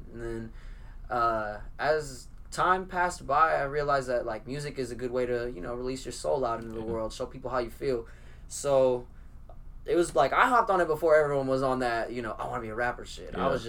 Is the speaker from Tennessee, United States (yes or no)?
no; Oakland, California, United States; moved away; also born or lived in Fresno, California; From California, I was raised in Oakland